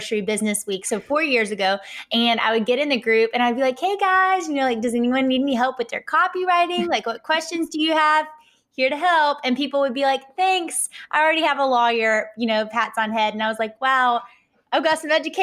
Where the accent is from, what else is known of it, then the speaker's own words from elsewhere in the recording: Atlanta, Georgia, United States; accent: Southern (implied Georgia); Based off my accent, I am here in Atlanta, Georgia